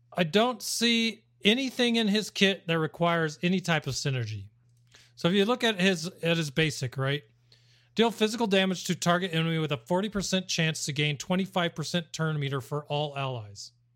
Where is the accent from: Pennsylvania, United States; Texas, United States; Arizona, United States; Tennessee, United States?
Arizona, United States; I'm from Arizona